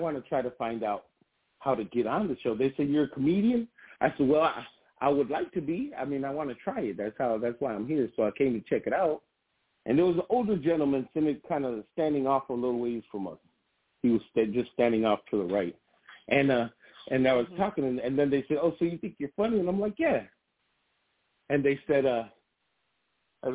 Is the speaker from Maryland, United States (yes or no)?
no; Grand Rapids, Michigan, United States; I grew up in Burton Heights in Grand Rapids, Michigan, which is a very diverse side of town